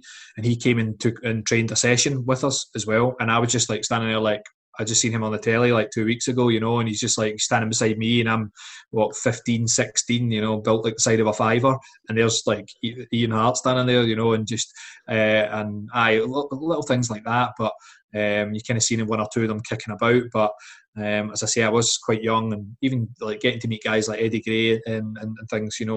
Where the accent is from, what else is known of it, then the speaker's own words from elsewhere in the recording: Dalgety Bay, Scotland, United Kingdom; also born or lived in Dunfermline; I was born in Dunfermline, and my family lived in Dalgety Bay for like most of my life